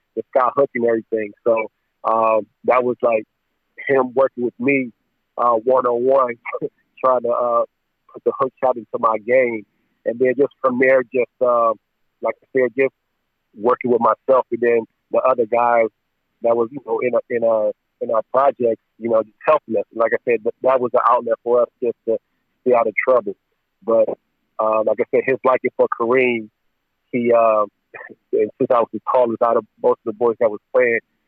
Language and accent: English; Cleveland, Ohio, United States; growing up in Cleveland, my project